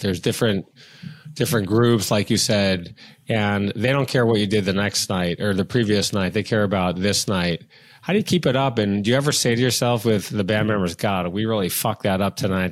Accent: Detroit, Michigan, United States; I'm from Detroit

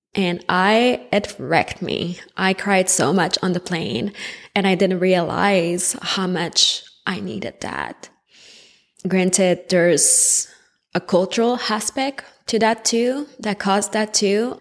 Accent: Montreal, Quebec, Canada; I was born in Montreal, Quebec, in Canada, so you might pick up on a little accent here and there

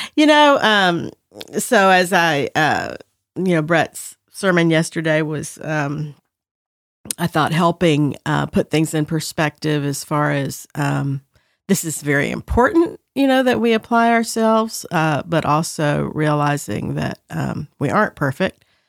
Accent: the South, United States; the way I was raised in the South

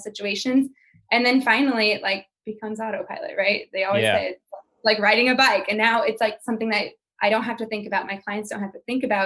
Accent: St. Louis, Missouri, United States; moved away; I moved away from St. Louis, but I'm going home to St. Louis for Christmas

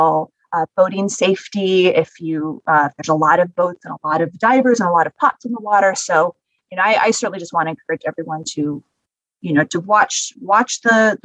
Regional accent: Northern California, United States; I grew up in Northern California, fishing, you know, getting abalone.

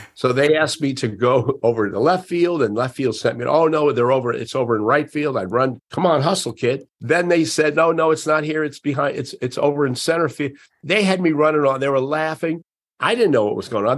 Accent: Miami, Florida, United States; I was a, a, young kid growing up in Miami

